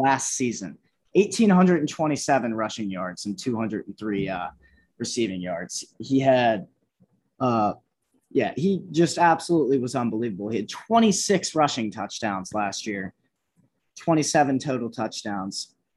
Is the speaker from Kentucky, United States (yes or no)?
yes; Dayton, Kentucky, United States; my hometown team